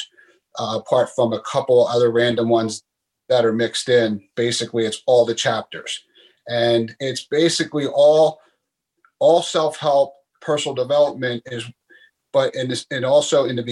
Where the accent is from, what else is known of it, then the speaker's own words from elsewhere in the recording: Philadelphia, Pennsylvania, United States; moved away as an adult; I was born and raised in Philadelphia, Pennsylvania, here in the United States